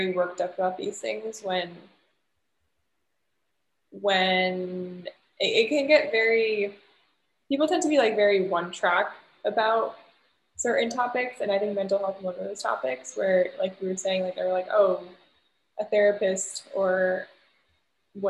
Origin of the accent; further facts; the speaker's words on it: United States; being American